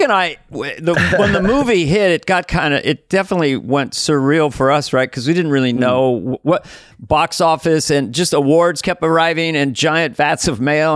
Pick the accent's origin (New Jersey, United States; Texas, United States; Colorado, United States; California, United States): California, United States; I'm from California